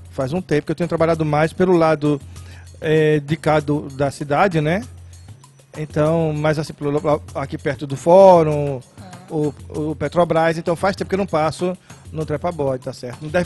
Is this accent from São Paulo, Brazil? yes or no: no; Pernambuco, Brazil; É, porque eu, era de, eu sou de Pernambuco e aqui é, se dizia servir o exército.